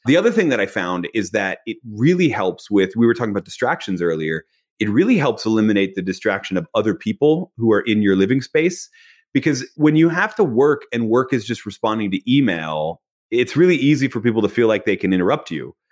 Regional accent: Philadelphia, Pennsylvania, United States; I was born in Philadelphia.

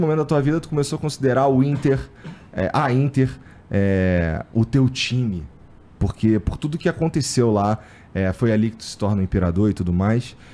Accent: Rio de Janeiro, Brazil; eu morei no Jacaré

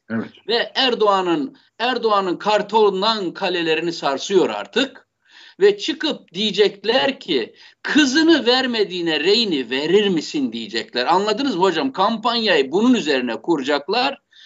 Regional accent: Black Sea Region, Turkey; ben bir Karadenizli olarak

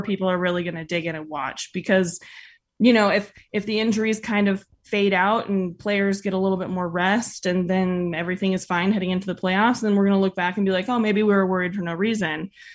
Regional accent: Northern California, United States; moved away as an adult; also born or lived in San Francisco; now in Utah, United States; growing up in Northern California

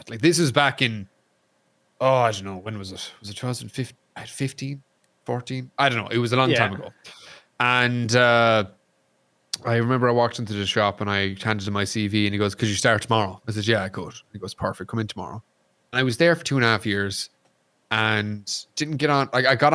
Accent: Ireland; also born or lived in Kentucky, United States; I'm Irish

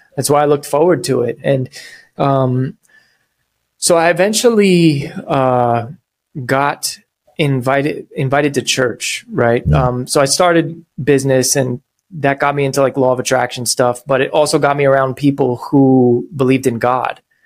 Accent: New York, United States; I'm from New York

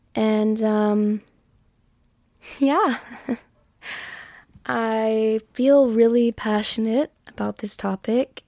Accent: Texas, United States; I've always lived in Texas

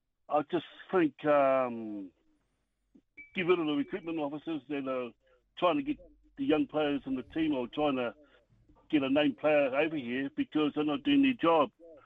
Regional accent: Palmerston North, Manawatū-Whanganui, New Zealand; From Palmerston North.

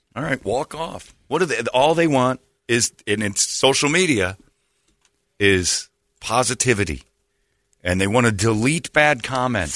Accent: United States; also born or lived in Phoenix, Arizona; I'm an American

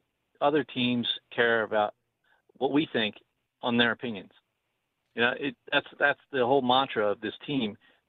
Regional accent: Philadelphia, Pennsylvania, United States; also born or lived in South Jersey; now in Cherry Hill, United States; I grew up in Philadelphia. I was born in Northeast Philly. I live in South Jersey now.

